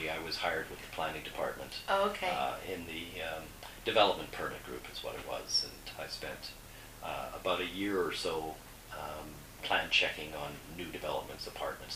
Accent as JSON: {"language": "English", "country": "Canada", "also_born_or_lived": "Guyana", "said": "being Canadian"}